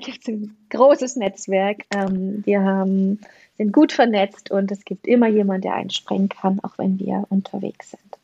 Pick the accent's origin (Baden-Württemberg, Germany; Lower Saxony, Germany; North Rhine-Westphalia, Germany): Baden-Württemberg, Germany; Black Forest; ich komme aus dem Schwarzwald